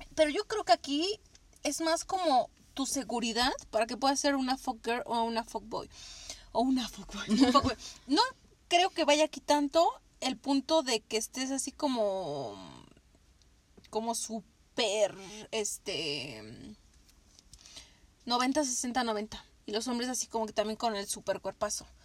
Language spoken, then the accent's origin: Spanish; Mexico; Nosotras que somos de México